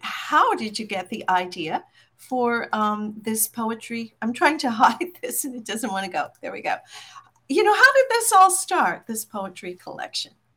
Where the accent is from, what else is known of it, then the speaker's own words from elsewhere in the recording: Newfoundland and Labrador, Canada; identify as a Newfoundlander more than anything.